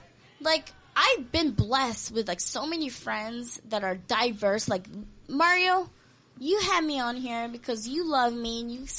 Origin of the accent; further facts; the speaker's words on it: Hawaii, United States; first language Korean; English is a second language; also born or lived in Korea; I came to Hawaii when I was 9 years old. I didn't speak any English